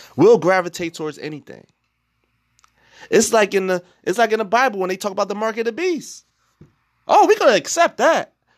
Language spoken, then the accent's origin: English; Newark, New Jersey, United States; I'm from Newark, New Jersey